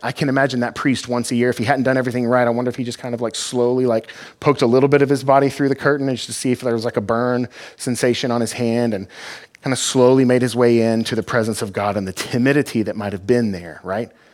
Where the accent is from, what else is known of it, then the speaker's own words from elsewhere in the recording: Fort Worth, Texas, United States; now in Granger, United States; I'm from Texas, from Fort Worth